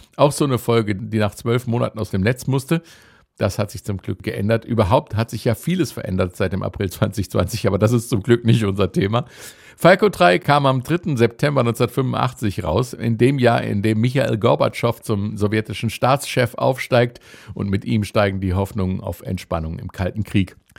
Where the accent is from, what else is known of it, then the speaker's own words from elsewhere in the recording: Upper Hesse, Germany; der Wiener Schmäh geht mir als gebürtiger Oberhesse natürlich ab